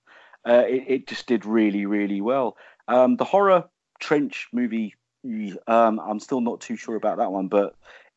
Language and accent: English; United Kingdom; I'm British.